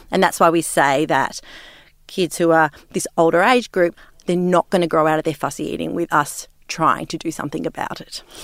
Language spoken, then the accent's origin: English; Sydney, New South Wales, Australia; growing up in Sydney